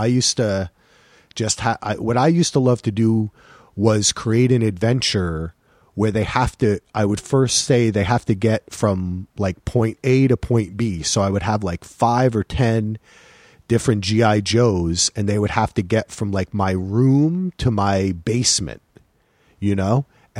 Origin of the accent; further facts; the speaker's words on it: New Jersey, United States; I grew up in New Jersey, which is closer to you. Basically, kind of like across the pond, as they say, right? Like near New York.